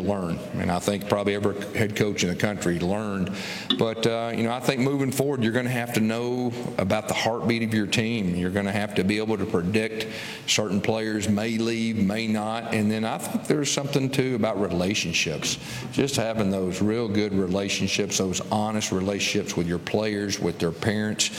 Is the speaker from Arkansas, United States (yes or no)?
yes; Fort Smith, Arkansas, United States; moved away; I'm from Fort Smith, too